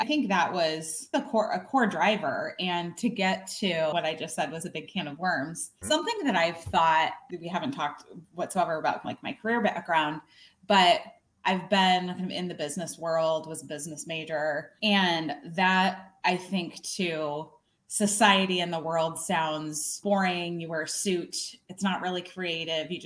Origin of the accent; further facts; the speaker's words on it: Illinois, United States; I grew up in a really small town in Illinois, on the Illinois-Iowa border.